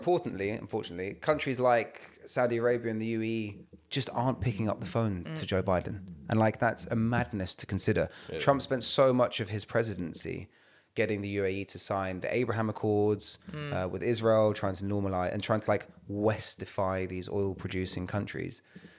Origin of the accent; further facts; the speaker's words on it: London, United Kingdom; because when man was growing up on Evering Road and it was India v Pakistan street cricket, man was playing off spinner for Pakistan.